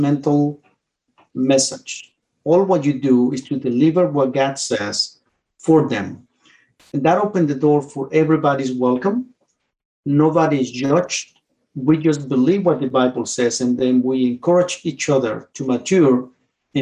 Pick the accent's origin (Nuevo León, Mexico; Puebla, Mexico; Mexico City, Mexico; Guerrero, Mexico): Mexico City, Mexico; moved away as an adult; now in Winchester, United States; I grew up in Mexico City.